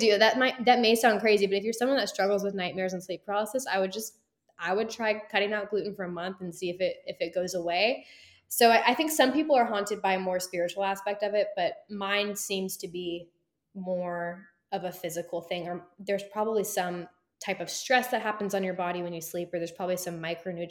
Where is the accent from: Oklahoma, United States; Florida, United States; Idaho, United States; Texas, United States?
Texas, United States; I'm born and raised in Texas